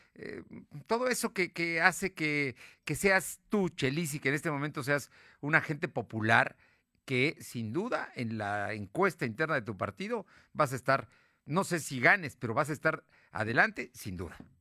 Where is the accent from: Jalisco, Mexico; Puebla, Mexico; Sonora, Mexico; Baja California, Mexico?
Puebla, Mexico; como poblano